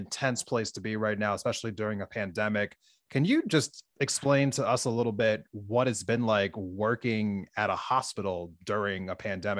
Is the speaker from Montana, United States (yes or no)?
yes; Montana, United States; as a resident of Montana